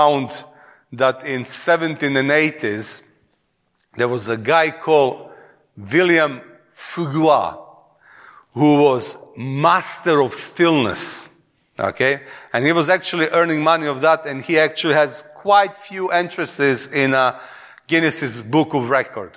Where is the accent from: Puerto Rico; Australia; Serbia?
Serbia; accent: Eastern European; English is a second language; moved away as an adult; now in England; from Serbia